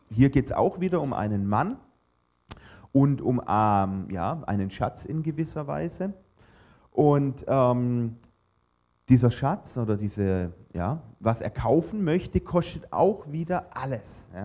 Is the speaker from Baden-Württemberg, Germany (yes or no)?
yes; Baden-Württemberg, Germany; natürlich hat man als Schwabe auch den Anspruch, wenn man schon zum All You Can Eat geht und zahlt, ja, dann muss es sich auch lohnen.